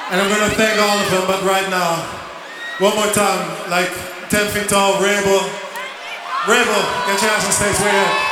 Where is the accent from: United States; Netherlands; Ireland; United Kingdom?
Netherlands; English is a second language; I'm actually from Holland, so that's why I've been speaking Dutch for a while.